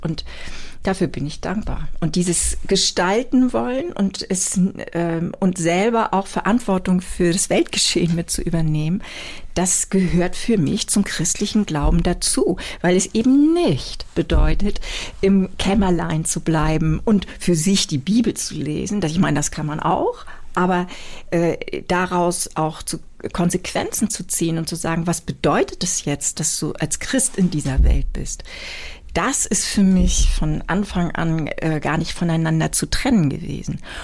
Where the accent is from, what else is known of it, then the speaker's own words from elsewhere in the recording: near Brokdorf, Schleswig-Holstein, Germany; moved away as an adult; also born or lived in Büsum; now in Hamburg, Germany; ich bin aufgewachsen in der Nähe von Brockdorf, von dem allerersten Atomkraftwerk